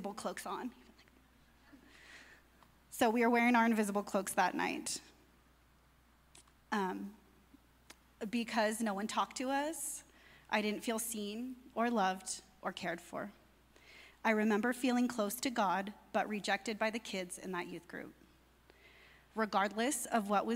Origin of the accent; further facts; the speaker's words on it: near Palm Springs, California, United States; I was raised Roman Catholic near Palm Springs, California